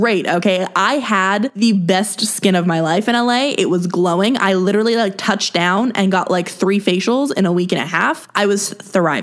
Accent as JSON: {"language": "English", "country": "Canada", "tie": "born or raised there", "said": "I obviously grew up here. I live here. Like, you know, I'm a Canadian girl."}